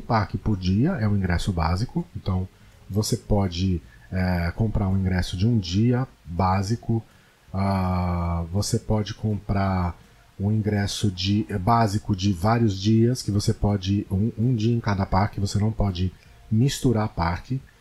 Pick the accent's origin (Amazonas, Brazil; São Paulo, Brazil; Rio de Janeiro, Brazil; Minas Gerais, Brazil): São Paulo, Brazil; Paulista; Em São Paulo, como eu sou paulista